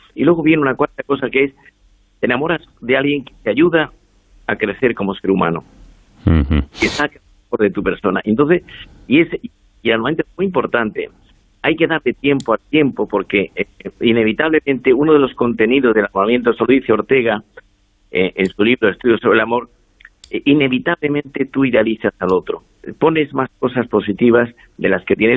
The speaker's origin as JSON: {"language": "Spanish", "region": "Andalusia", "country": "Spain", "moved": "yes", "lives_now": "Madrid, Spain", "said": "Yo soy andaluz, que vivo en Madrid hace 40 años"}